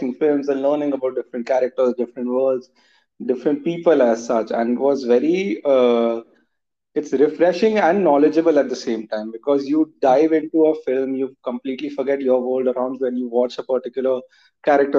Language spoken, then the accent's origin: English; Jamshedpur, Jharkhand, India; I'm from Jamshedpur